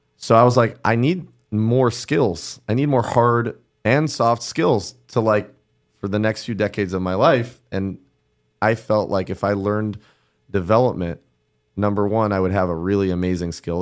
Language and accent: English; Cleveland, Ohio, United States; also born or lived in New York City; now in Miami, United States; from, Cleveland, lived in New York City, now live in Miami